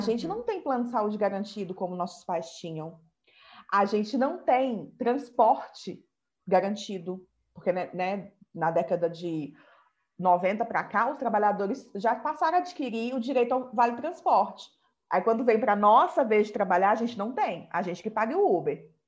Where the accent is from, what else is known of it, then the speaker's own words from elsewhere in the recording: Minas Gerais, Brazil; Eu sou mineira